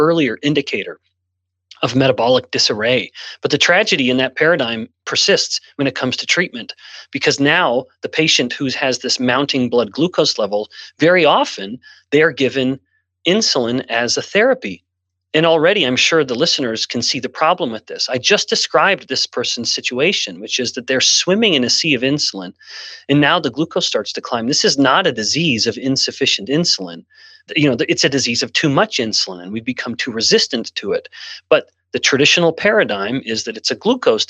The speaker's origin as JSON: {"language": "English", "country": "Canada", "tie": "born or raised there", "moved": "yes", "lives_now": "United States", "said": "I'm born and raised in Canada, and I've lived in multiple countries"}